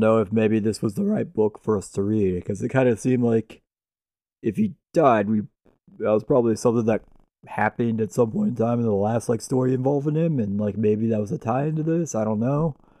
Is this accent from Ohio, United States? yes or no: yes; Cleveland, Ohio, United States; we're from the Cleveland area